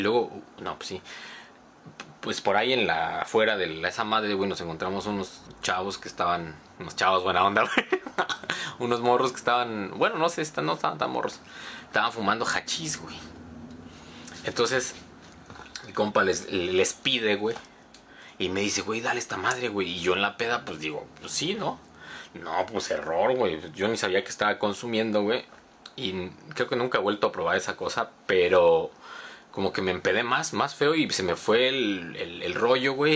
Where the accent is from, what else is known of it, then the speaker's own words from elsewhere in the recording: Cuernavaca, Morelos, Mexico; Yo soy el de Cuernavaca